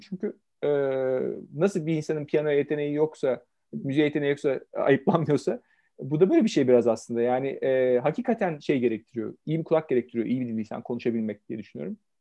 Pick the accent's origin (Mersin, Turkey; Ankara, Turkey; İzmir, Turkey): Ankara, Turkey; first language Turkish; moved away as an adult; also born or lived in Istanbul / Romania; ben e, evet 70 doğumluyum, Ankara doğumluyum.